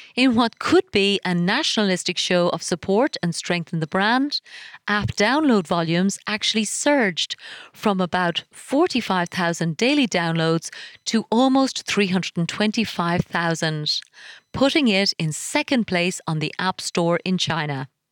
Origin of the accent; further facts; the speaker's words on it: Ireland; my home country of Ireland